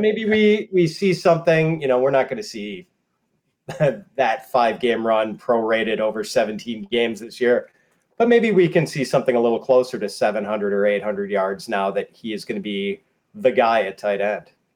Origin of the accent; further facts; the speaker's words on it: Milwaukee, Wisconsin, United States; now in Chicago, United States; I'm from Milwaukee originally